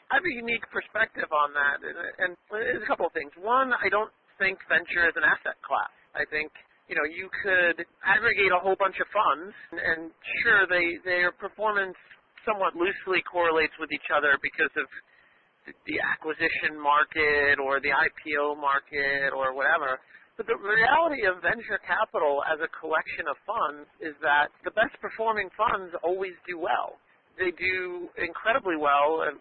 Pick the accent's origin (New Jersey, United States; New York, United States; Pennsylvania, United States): New York, United States; New York City; I grew up here in Brooklyn